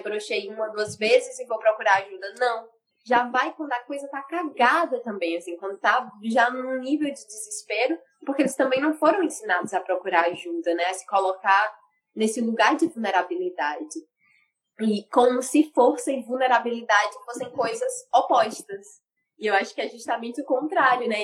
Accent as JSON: {"language": "Portuguese", "region": "Ceará", "country": "Brazil", "said": "eu sou cearense"}